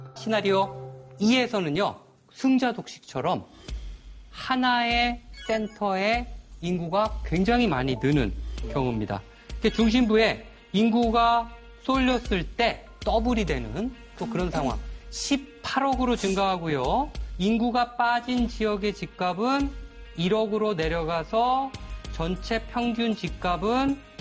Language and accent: Korean; Chuncheon, Gangwon, South Korea; born or raised there; moved away